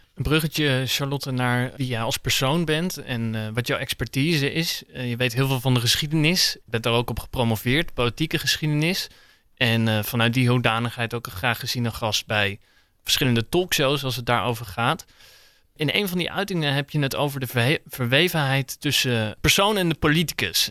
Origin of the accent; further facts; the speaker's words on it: Nijmegen, Gelderland, Netherlands; now in The Hague, Netherlands; Ik woon zelf in Den Haag, maar ik kom uit Nijmegen.